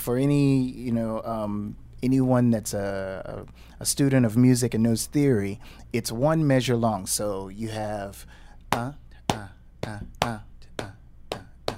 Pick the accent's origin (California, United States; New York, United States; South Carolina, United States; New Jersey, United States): South Carolina, United States; near Allendale; being at Greater Zion AME Church in my hometown, 10 miles of Allendale, South Carolina.